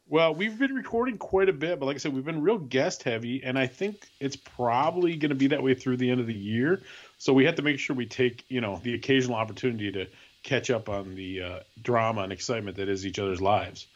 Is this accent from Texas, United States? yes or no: no; Wisconsin, United States; moved away; I grew up in Wisconsin